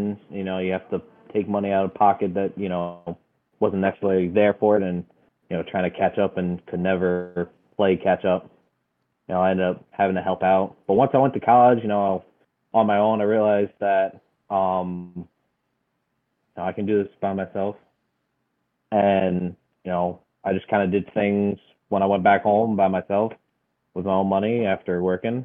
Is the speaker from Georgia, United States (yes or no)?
no; Long Island, New York, United States; moved away; I'm originally from Long Island, so more of a richer area